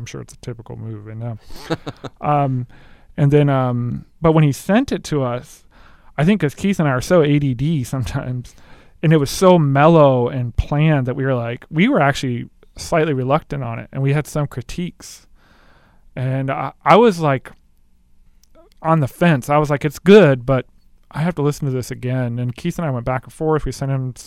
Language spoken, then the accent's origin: English; Japan; moved away; I can speak Japanese. I grew up in Japan